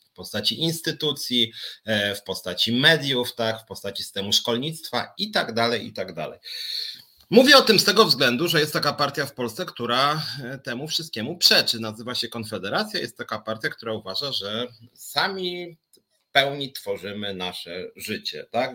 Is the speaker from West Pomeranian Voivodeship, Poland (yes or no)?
no; Warsaw, Masovian Voivodeship, Poland; wywodzę po prostu z Warszawy